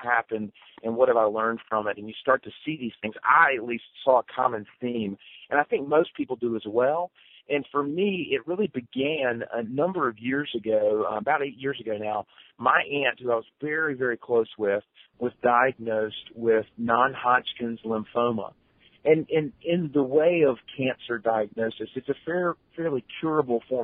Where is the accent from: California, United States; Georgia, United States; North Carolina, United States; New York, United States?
North Carolina, United States; Wilmington; I live down in Wilmington, North Carolina, kind of coastal North Carolina. This is my hometown. It's where I grew up.